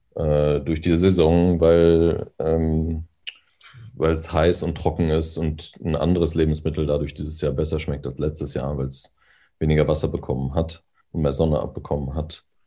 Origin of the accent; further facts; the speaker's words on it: North Rhine-Westphalia, Germany; now in Berlin, Germany; wo ich herkomme ähm, oder wo ich aufgewachsen bin, in, in NRW oder in Ostwestfalen